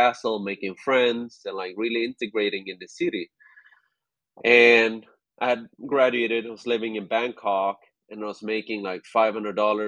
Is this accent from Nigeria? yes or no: no; Sweden; moved away as an adult; also born or lived in China; I was originally from Sweden. I don't look very Swedish. My parents are from Cambodia.